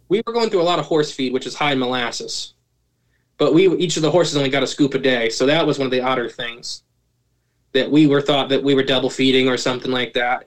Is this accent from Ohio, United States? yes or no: yes; Ohio, United States; I am from Ohio